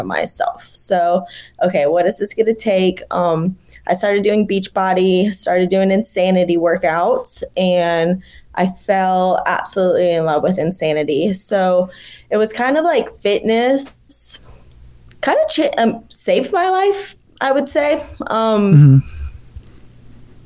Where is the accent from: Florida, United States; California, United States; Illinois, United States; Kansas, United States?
Florida, United States; Ocala; moved away as an adult; also born or lived in Tallahassee, Florida / Telluride, Colorado; now in Asheville, United States; I grew up in a little town, Ocala, Florida, kind of smack dab in the middle of the state